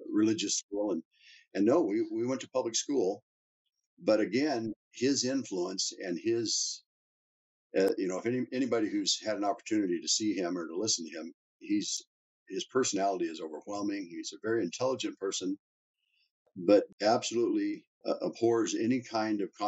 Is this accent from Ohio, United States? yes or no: no; Topeka, Kansas, United States; moved away as an adult; now in Calgary, Canada; we grew up in Topeka, Kansas